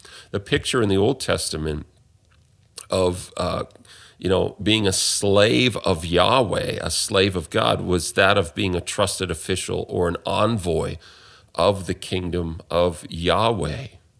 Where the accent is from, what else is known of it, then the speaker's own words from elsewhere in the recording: Canada; especially in the culture that I'm from, that I grew up in Canada, in the West